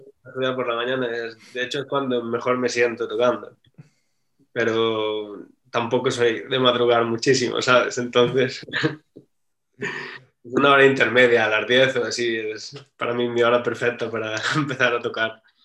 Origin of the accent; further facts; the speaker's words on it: Galicia, Spain; moved away; also born or lived in France; yo que soy de Galicia